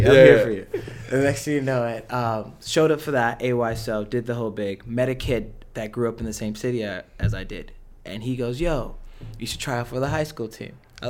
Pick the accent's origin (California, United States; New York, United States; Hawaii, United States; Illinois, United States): California, United States; Los Angeles; So growing up in Los Angeles, obviously, it's just like a Hispanic background type of thing.